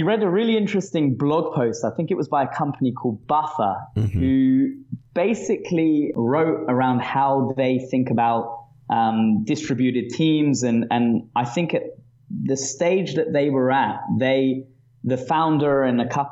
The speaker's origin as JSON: {"language": "English", "region": "London", "country": "United Kingdom", "tie": "born or raised there", "also_born_or_lived": "Manchester / Sydney", "accent": "British", "moved": "as an adult", "lives_now": "Tel Aviv, Israel", "said": "I grew up actually in Northwest London in a place called Hendon"}